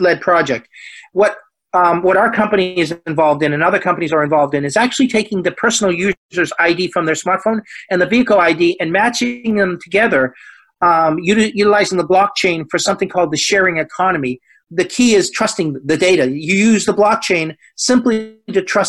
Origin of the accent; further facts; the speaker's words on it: United States; also born or lived in Greater China; I'm an American, and I've been in technology my whole career